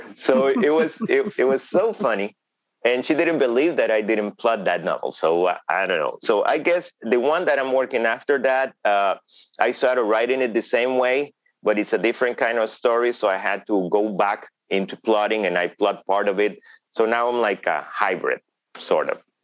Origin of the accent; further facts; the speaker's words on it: Honduras; English is a second language; in Honduras, I'm not a minority, but in the United States, mm-hmm. I am.